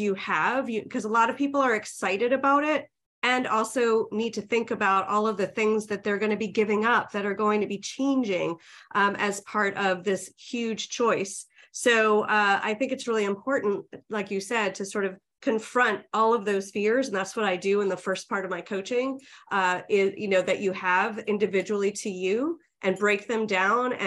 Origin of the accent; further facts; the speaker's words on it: New York, United States; moved away as an adult; I'm from New York